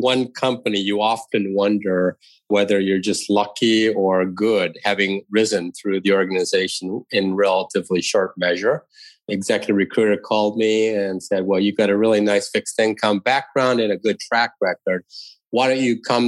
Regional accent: outside of Detroit, Michigan, United States; moved away; I grew up outside of Detroit.

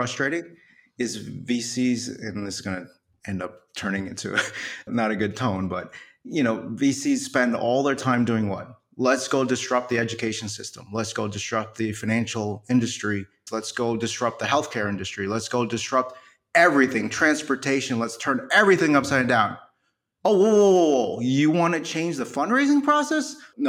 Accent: New York City, New York, United States; born there; I was born in New York City. Someone hit my town on 9/11.

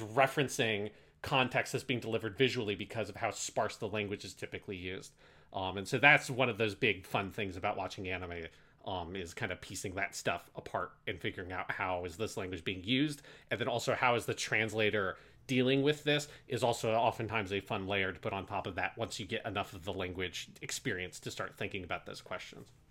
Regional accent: United States; particularly being American

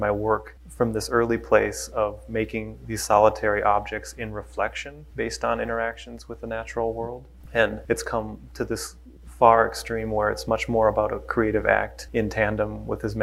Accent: Minneapolis, Minnesota, United States; I grew up in Minneapolis as a young person

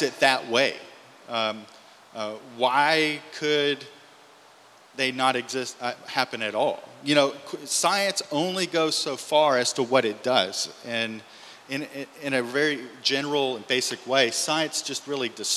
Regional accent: Louisiana, United States; I grew up in Louisiana

